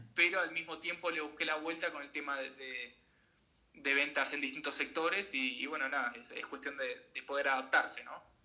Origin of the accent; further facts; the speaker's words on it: Salta, Argentina; moved away as an adult; also born or lived in Mar del Plata / Chubut / Buenos Aires / Colorado; now in United States; yo me crié haciendo deportes de, chico, yo soy salteño, y me, crié haciendo deporte de chico en, Salta